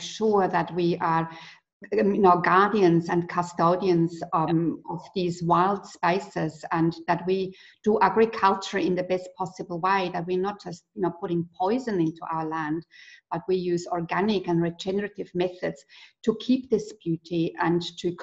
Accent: Switzerland; moved away as an adult; now in New Zealand; I grew up in Switzerland

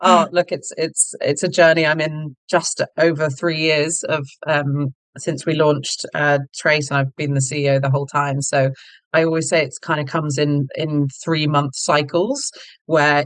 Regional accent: United Kingdom; accent: British; moved away; you can probably tell from my accent, I'm British, so grew up in the UK

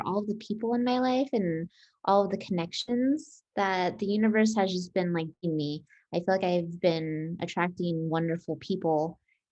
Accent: Las Vegas, Nevada, United States; born and raised in Vegas

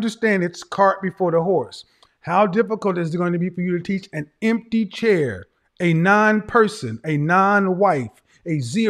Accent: the Bible Belt, United States; I come from the Bible Belt, where more people talk about the Bible who ain't living it.

